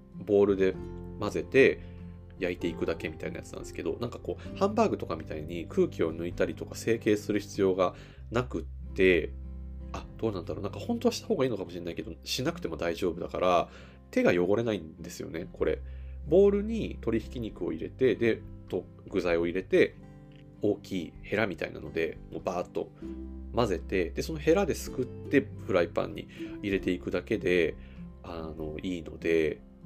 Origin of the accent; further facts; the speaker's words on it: Toyama, Japan; now in Tokyo, Japan; 僕富山県出身なんですけど富山で、その母親とかが、照り焼きにしてるのとかすっごい食べてたんですよ